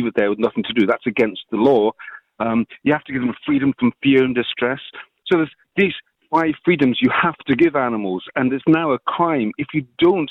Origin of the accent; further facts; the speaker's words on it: Scotland, United Kingdom; moved away as an adult; now in Ireland; I'm from Scotland originally, but I've been living in Ireland for 30 years